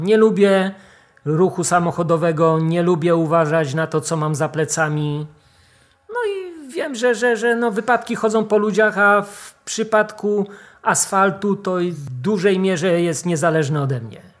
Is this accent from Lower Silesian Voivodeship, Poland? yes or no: yes; Wrocław, Lower Silesian Voivodeship, Poland; Ja jestem wrocławianinem, nie z tak. urodzenia, ale od, od maleńkości tutaj się nauczyłem chodzić.